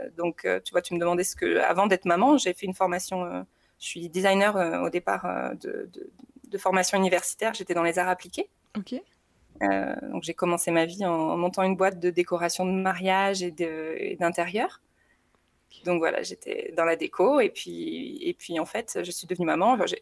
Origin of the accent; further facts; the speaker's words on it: south of France, France; moved away as an adult; now in Haute-Savoie, France; je suis originaire du sud de la France où j'ai rencontré mon mari assez tôt. On était ensemble au collège.